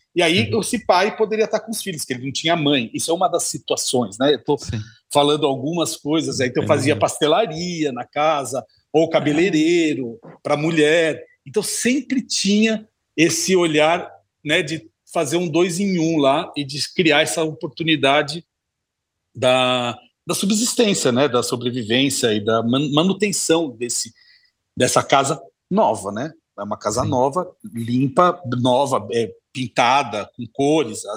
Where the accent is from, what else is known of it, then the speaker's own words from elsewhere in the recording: Santo André, São Paulo, Brazil; eu venho de Santo André, do ABC Paulista, morava num bairro residencial que estava crescendo